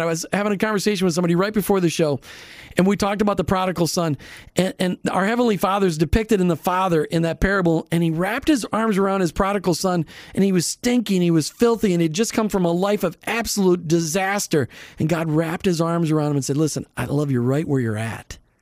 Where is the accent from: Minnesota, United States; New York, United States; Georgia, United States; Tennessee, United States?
Minnesota, United States; I grew up in Minnesota